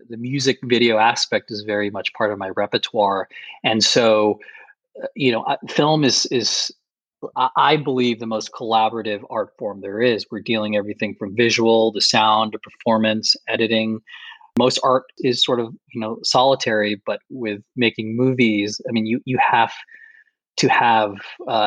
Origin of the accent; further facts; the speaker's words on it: Boston, Massachusetts, United States; I grew up in Boston, Massachusetts